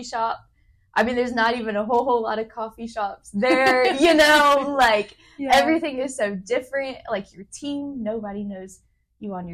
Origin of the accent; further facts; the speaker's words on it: Memphis, Tennessee, United States; moved away as an adult; now in Nairobi, Kenya; I grew up in Memphis. And so I lived in the exact same house the whole 21 years